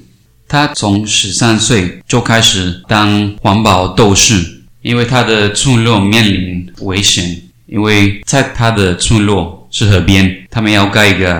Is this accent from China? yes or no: no; Cali, Valle del Cauca, Colombia; 在我的老家开里，她当了女仆，就为了过日子。